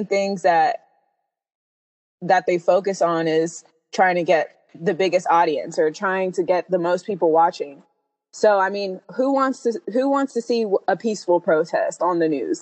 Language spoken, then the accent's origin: English; West Virginia, United States; moved away; also born or lived in Atlanta; I grew up in West Virginia